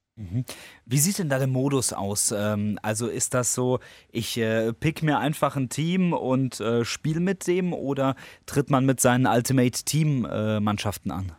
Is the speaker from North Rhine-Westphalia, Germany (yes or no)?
no; area around Monsheim, near Worms, Rhineland-Palatinate, Germany; wir kommen ja da hinten aus der Ecke Richtung Monsheim